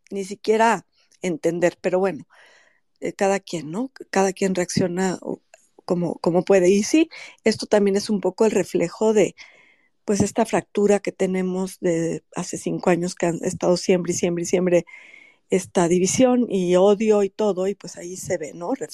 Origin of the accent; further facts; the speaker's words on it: Mexico; nos caracteriza como mexicanos